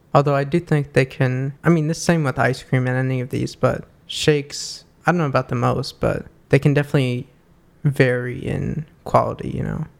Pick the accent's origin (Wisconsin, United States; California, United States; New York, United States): New York, United States; growing up in New York